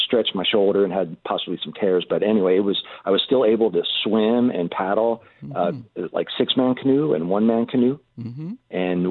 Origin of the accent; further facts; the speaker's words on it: Cincinnati, Ohio, United States; moved away as an adult; also born or lived in Honolulu, Hawaii; I grew up in Ohio